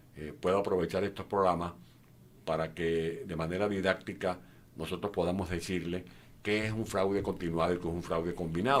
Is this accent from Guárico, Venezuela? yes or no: yes; San Juan de los Morros, Guárico, Venezuela; En mi pueblo, por ejemplo, yo soy de San Juan de los Morros, estudié en una escuela pública llamada doctor Vicente Peña, Avenida Bolívar, en San Juan de los Morros